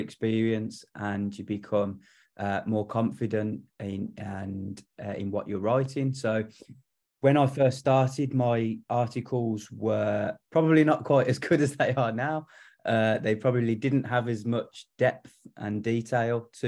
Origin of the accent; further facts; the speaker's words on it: Solihull, West Midlands, United Kingdom; I'm from Solihull